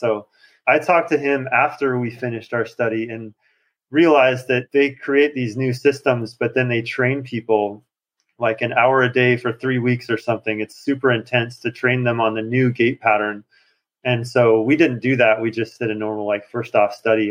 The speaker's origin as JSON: {"language": "English", "region": "Montana", "country": "United States", "tie": "born or raised there", "moved": "as an adult", "lives_now": "Shanghai, China", "said": "I grew up in Montana"}